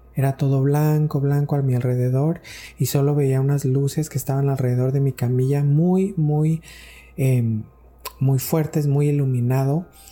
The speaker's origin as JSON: {"language": "Spanish", "country": "Mexico", "said": "estaba en México, de donde soy, en mi pueblo"}